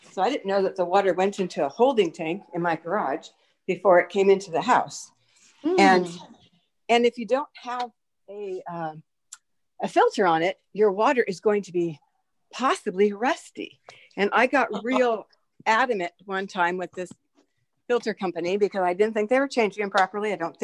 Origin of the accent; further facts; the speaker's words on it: San Francisco, California, United States; I was such a little city girl. I grew up in San Francisco.